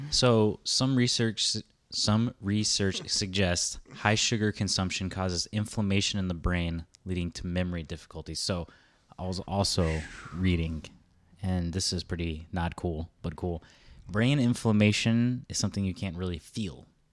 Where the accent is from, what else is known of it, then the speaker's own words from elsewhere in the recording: United States; we grew up in the States